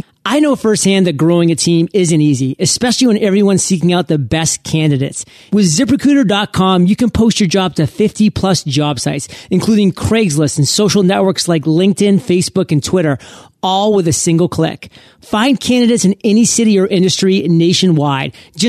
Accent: Maine, United States; A lot of people don't know what that means, but I'm from Maine. I lived on a lake.

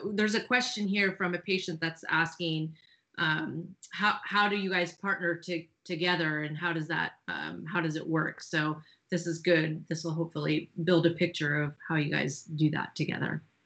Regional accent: California, United States; now in Austin, United States; I was from California and we switched places. Uh, I'm now in Austin, Texas.

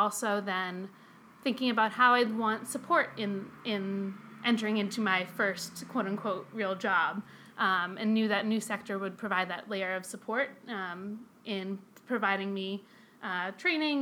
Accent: outside of Boston, Massachusetts, United States; moved away as an adult; now in Chicago, United States; So I'm from the Boston area. I grew up outside of Boston

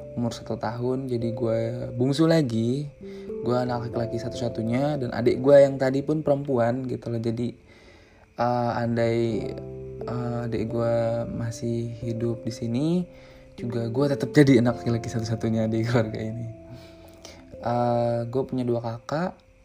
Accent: Rangkasbitung, Banten, Indonesia; Gua adalah orang Jawa yang lahir dan besar di Banten

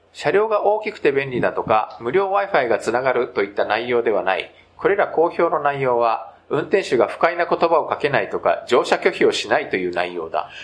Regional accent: Japan; also born or lived in South Korea; 日本生まれ、韓国在住経験あり、仕事でたまに聞きしている日本人の

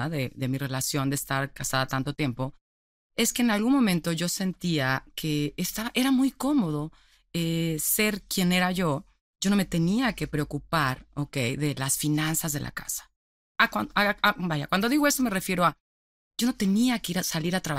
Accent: Celaya, Guanajuato, Mexico; Soy Celayati.

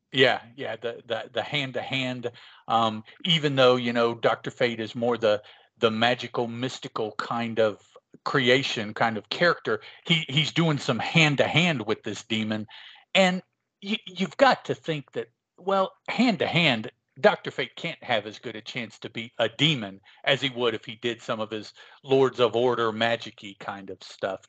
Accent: West Virginia, United States; also born or lived in Chicago, Illinois; I was not born uh, in West Virginia, which is where I am now. Um, I was born in Chicago, Illinois. Hmm. When I was little, and we all my, my mom and dad moved us down here to west virginia

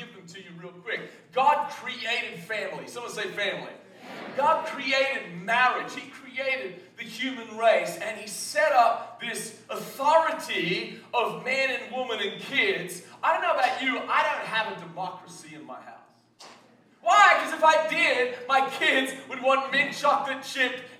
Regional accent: Australia; moved away; I come from Australia

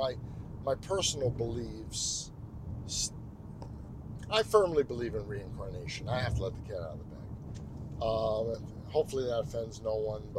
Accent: New York City, New York, United States; I was born in Brooklyn

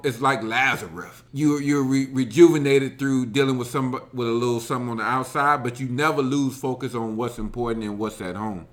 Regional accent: Alabama, United States; I grew up in Alabama.

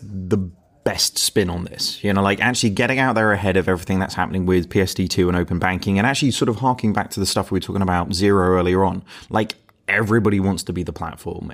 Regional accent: United Kingdom; as British people, we're pretty you know like reserved

